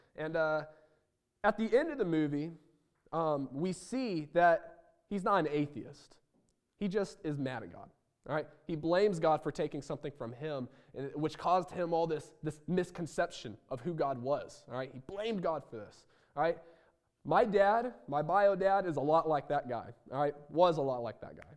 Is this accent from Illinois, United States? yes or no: yes; Roseville, Illinois, United States; moved away; I was born in Roseville, Illinois